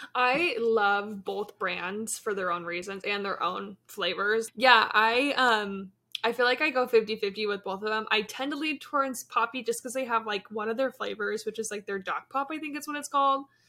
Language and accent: English; Yakima, Washington, United States; now in Kansas City, United States; I'm twenty-three, from Kansas City, originally from Yakima, Washington